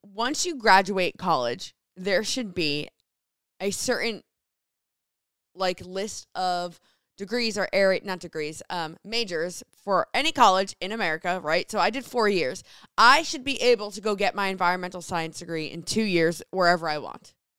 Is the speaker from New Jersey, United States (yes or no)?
yes; New Jersey, United States; moved away as an adult; now in Seattle, United States; I grew up in Jersey